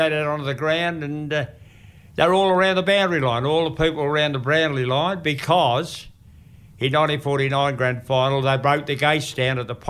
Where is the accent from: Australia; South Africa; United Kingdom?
Australia; Ascot Vale, Victoria; born there; which I was born in Ascot Vale, that's Essendon District.